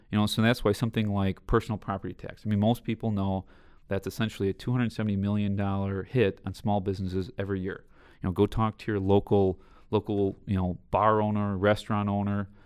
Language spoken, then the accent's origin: English; Southeast Wisconsin, United States; growing up in Southeast Wisconsin